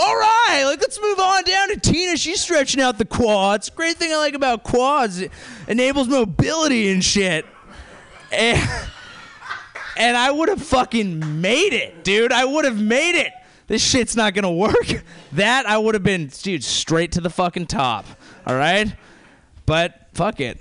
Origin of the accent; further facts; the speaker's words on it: near Santa Cruz, Bay Area, California, United States; accent: SoCal; also born or lived in San Diego; I grew up near Santa Cruz